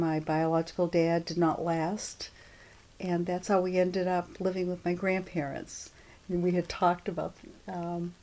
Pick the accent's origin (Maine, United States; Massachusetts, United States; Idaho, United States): Maine, United States; Rockland; I was born in Rockland, Maine, in Knox County General Hospital in December 5th